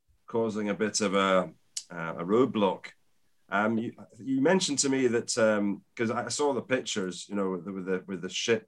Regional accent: Scotland, United Kingdom; being a Scotsman

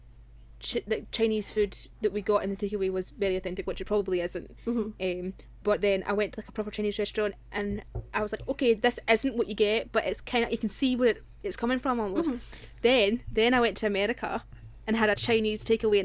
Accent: Scotland, United Kingdom; I'm Scottish

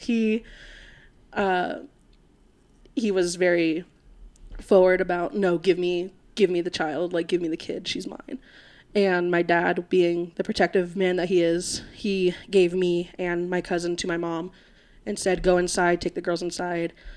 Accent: Florida, United States; now in Colorado, United States; I am from Florida.

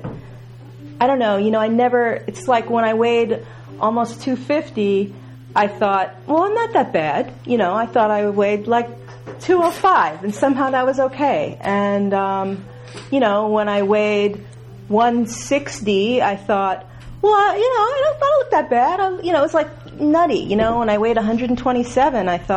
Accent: United States; also born or lived in New York / Massachusetts; I grew up in New York and Massachusetts

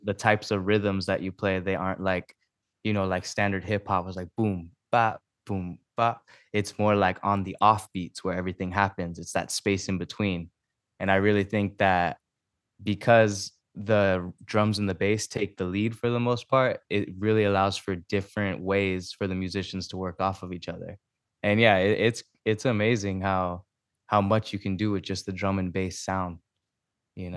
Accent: Maui, Hawaii, United States; moved away as an adult; now in Temecula, United States; I'm originally from Maui, and I'm, uh, here living in, uh, Temecula right now.

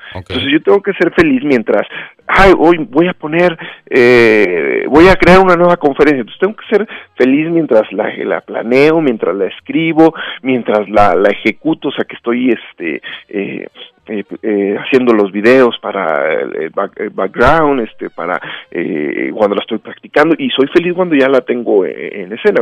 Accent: Mexico; soy un mexicano

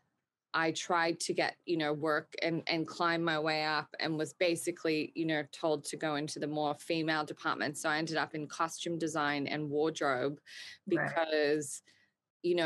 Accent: Australia; I grew up in Australia

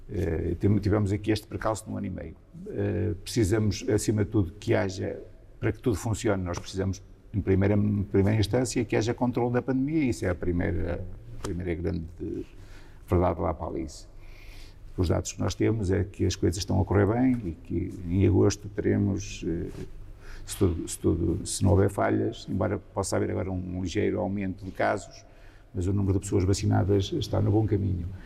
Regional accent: Centro, Portugal; minha zona também foi uma das muito afetadas dos, dos outros incêndios depois na região centro. A minha aldeia, na minha aldeia foi tudo destruído e morreram cinco pessoas em São Juninho.

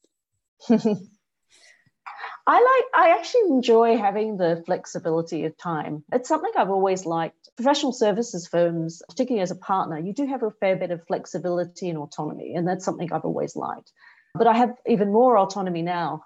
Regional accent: Australia; moved away as an adult; now in Singapore; I grew up in Australia

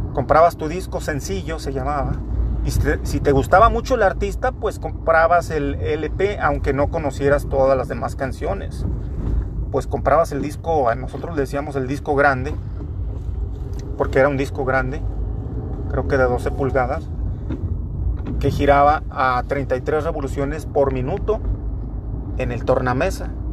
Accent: Torreón, Coahuila, Mexico; Yo soy de Torreón, Coahuila, en calle de Gollado y Corregidora, Avenida Corregidora, en ese barrio precisamente

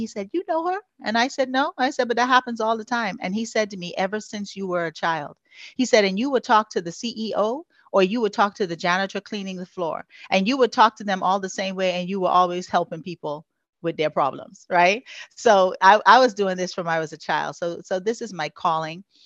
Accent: Freeport, Grand Bahama, Bahamas; moved away as an adult; now in Houston, United States; I was born and raised in the Bahamas on the island of Freeport, Grand Bahama.

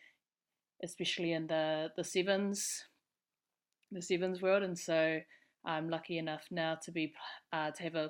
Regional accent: Auckland, New Zealand; I'm Auckland born and bred. So I grew up in Mount Albert, down the road from Mags

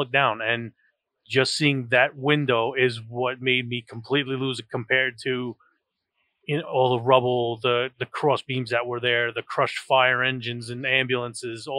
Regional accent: New York, United States; Being in New York, that is, you know, was a major thing for me. I mean, my mother worked in the World Trade Center

